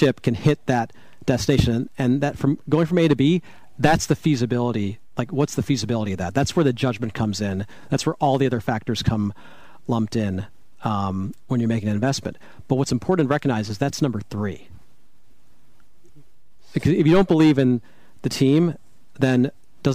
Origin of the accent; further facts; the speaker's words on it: Chicago, Illinois, United States; I grew up in Chicago